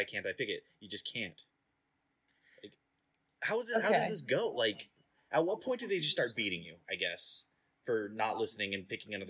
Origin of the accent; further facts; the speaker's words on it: United States; just for being American.